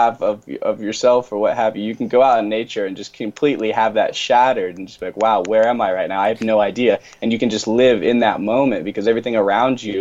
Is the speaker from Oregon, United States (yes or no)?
yes; Rogue Valley, Southern Oregon, United States; I'm from Southern Oregon, so if anyone knows where Medford, Oregon, or Ashland, Oregon are, I'm from the Rogue Valley, from that part of Oregon